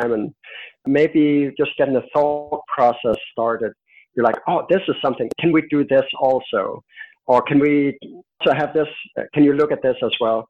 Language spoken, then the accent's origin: English; Denmark; I'm from Denmark